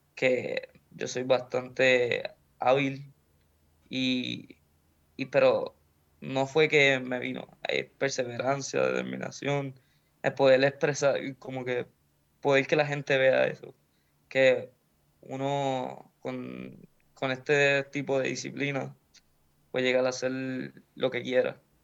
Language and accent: Spanish; Puerto Rico; moved away